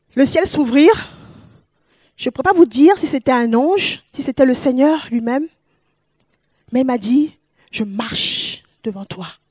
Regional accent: Paris, Île-de-France, France; moved away as an adult; also born or lived in West Africa; now in Toulouse, France; Je suis une Parisienne, je viens de Paris

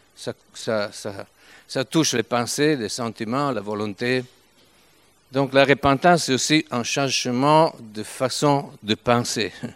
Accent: Turin, Piedmont, Italy; accent: Italian; French is a second language; nous sommes italiens, même si je parle français depuis quelque temps, mais je ne peux pas quitter mon accent italien.

